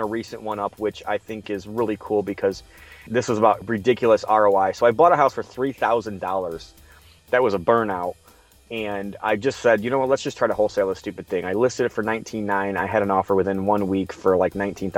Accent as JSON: {"language": "English", "region": "Midwest", "country": "United States", "said": "I'm from the Midwest"}